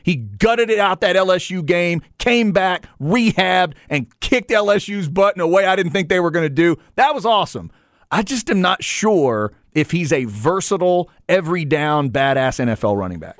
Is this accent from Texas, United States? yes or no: yes; Dallas, Texas, United States; I'm a Dallas area kid